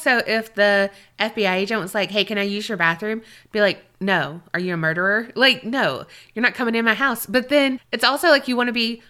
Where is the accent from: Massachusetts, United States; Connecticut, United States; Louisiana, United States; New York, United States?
Massachusetts, United States; Blackstone; This story actually happened in my hometown of Blackstone, Massachusetts.